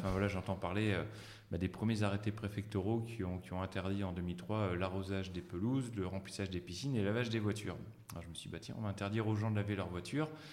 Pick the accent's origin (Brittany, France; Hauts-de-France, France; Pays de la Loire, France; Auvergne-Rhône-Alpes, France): Hauts-de-France, France; Ch'ti; also born or lived in Paris; je suis un vrai ch'ti d'origine